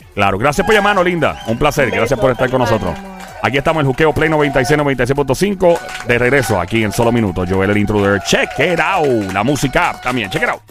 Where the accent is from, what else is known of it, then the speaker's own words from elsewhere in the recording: Puerto Rico; moved away; also born or lived in New York; yo soy ex diáspora boricua